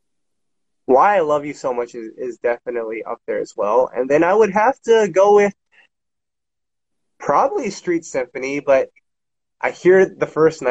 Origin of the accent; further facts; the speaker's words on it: Canada; I'm Canadian too